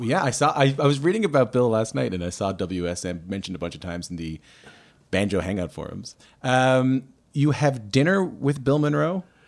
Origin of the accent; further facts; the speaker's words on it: Newfoundland and Labrador, Canada; I grew up in Newfoundland